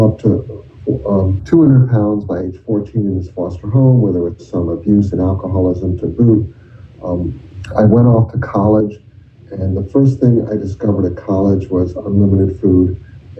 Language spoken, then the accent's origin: English; Virginia, United States; I'm from Virginia